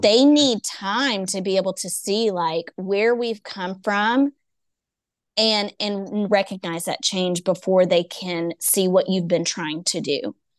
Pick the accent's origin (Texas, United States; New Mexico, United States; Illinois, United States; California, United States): Texas, United States; East; I'm from East Texas.